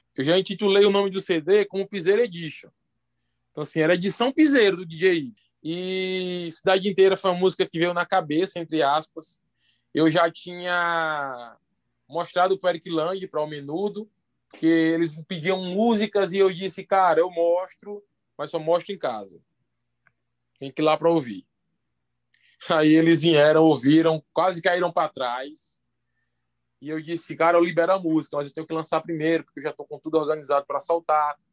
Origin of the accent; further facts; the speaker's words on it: Santa Rita, Paraíba, Brazil; sou da Paraíba, sou de Santa Rita